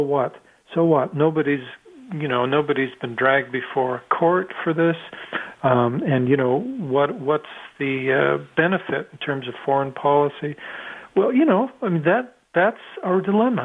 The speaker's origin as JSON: {"language": "English", "country": "Canada", "said": "I'm Canadian"}